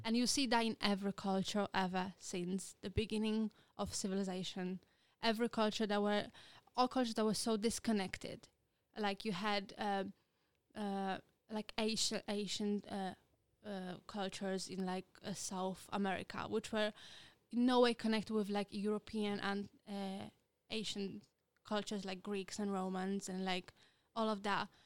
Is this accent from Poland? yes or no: yes; Poland; English is a second language; moved away as an adult; now in United Kingdom; I am from Poland. Uh, I am very proud to be Polish